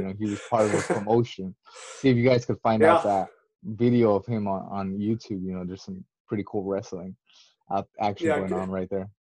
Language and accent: English; California, United States; now in Seattle, United States; I'm 24 years old. By day, I'm a software engineer at a tech healthcare company. And I'm located in Seattle, but I'm originally from California.